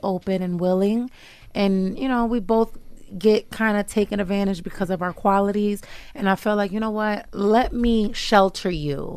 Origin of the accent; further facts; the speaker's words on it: New York, United States; moved away as an adult; also born or lived in New Jersey; now in Uganda; I was raised in New York